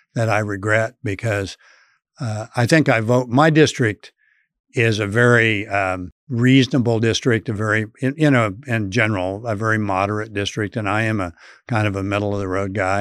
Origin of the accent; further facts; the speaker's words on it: Colby, Kansas, United States; my hometown of Colby